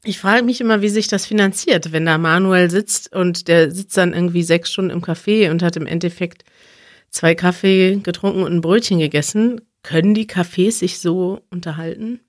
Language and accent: German; Germany; Als Deutscher